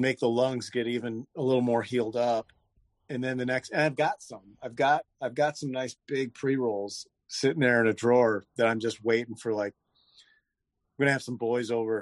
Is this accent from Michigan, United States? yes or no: yes; Michigan, United States; moved away as an adult; also born or lived in Los Angeles; I'm kind of bouncing around Michigan.